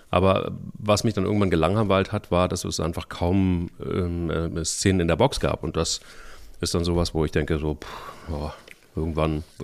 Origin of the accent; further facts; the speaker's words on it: Cologne, North Rhine-Westphalia, Germany; ähm, als Kölner mit, mit, mit breiter Brust durch Köln zu laufen